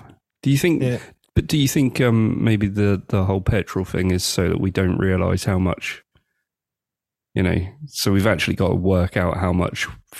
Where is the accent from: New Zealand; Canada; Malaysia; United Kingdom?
United Kingdom